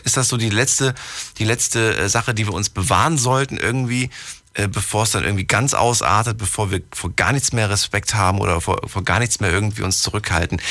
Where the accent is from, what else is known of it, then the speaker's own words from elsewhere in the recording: Germany; Ich bin ja ein, ein, ein Kind der DDR